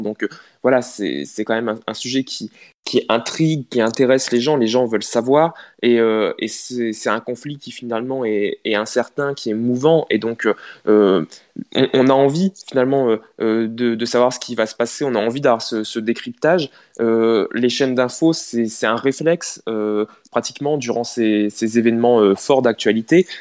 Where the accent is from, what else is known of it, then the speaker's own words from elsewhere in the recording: Picardy, Hauts-de-France, France; en tant que Picard